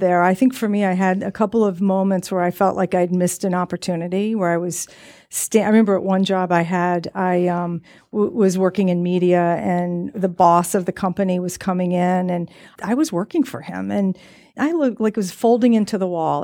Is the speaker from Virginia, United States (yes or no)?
yes; Virginia, United States; I grew up in Virginia